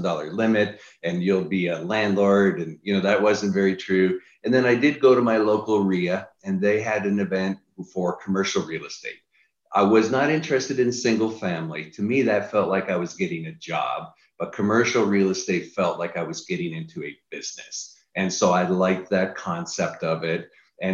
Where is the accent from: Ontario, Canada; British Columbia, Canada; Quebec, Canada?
Ontario, Canada; Niagara Falls; now in United States; I'm originally from Niagara Falls, Canada, moved to the US, been here about 25 years